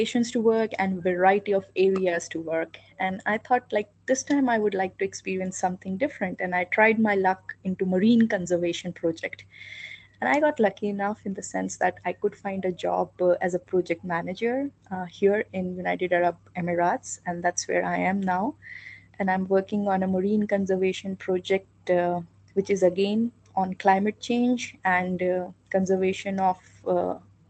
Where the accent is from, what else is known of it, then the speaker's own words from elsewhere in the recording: India; moved away as an adult; also born or lived in Bonn, Germany; I was in my home country.